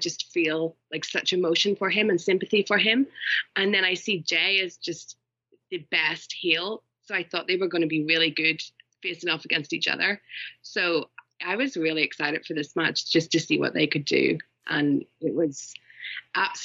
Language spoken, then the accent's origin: English; Ireland; I am Irish